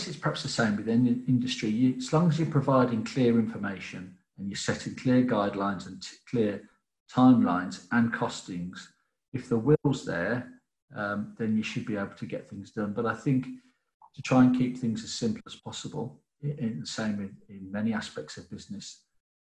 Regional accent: England, United Kingdom; as an English person

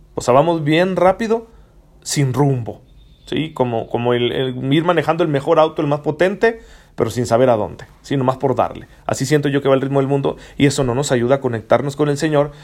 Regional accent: Mexico; como mexicanos

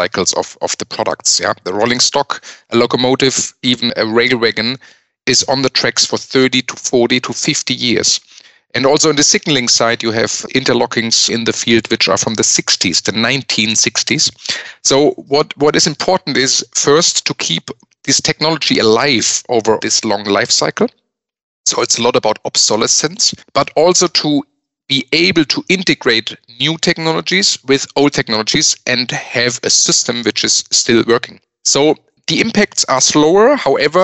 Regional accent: Speyer, Rhineland-Palatinate, Germany; moved away as an adult; also born or lived in Melbourne, Australia; now in Munich, Germany; originally, I'm from northwestern Germany, from the city of Speyer

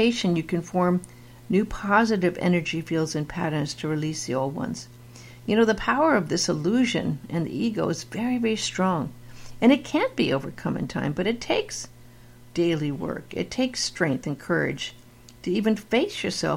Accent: Beverly Hills, California, United States; I was raised in Beverly Hills

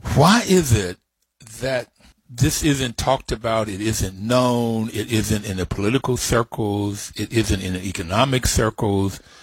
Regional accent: Bluefield, West Virginia, United States; moved away; also born or lived in Stanford; I grew up in Bluefield, West Virginia on a mountaintop

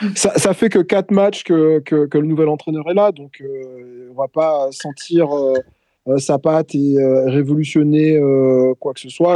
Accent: Bordeaux, Nouvelle-Aquitaine, France; en tant que Bordelais

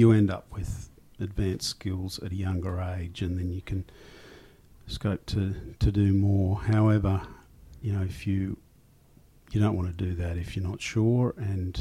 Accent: Australia; I'm Australian

